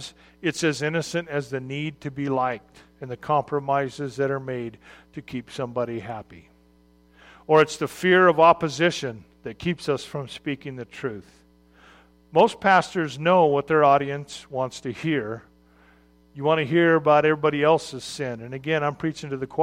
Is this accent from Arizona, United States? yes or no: yes; Arizona, United States; I'm from Arizona, which is not a place where a large population of sailors live.